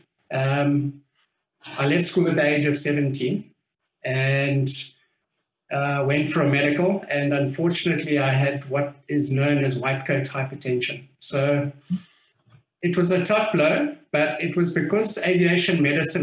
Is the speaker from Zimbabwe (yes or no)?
yes; Harare, Zimbabwe; I was born in what was Rhodesia at the time. And I grew up in Harare, which was Salisbury at the time